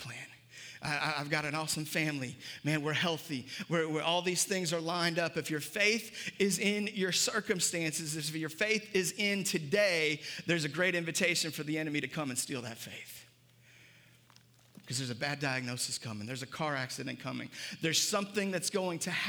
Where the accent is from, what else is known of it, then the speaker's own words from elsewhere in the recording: United States; for us as Americans, we can wrap up our identity in red, white, and blue and wrap up our identity in being American. And I'm grateful to be an American